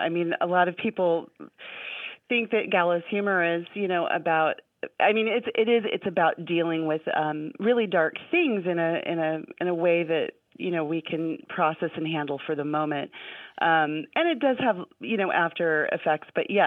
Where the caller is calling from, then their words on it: Anchorage, Alaska, United States; I'm calling from Anchorage, Alaska, and I am so happy to be talking to you guys.